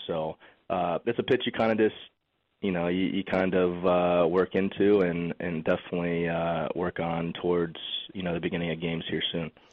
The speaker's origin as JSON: {"language": "English", "town": "Lakeland", "region": "Florida", "country": "United States", "tie": "born or raised there", "said": "growing up in Lakeland and, and always being around Joker Marchant Stadium"}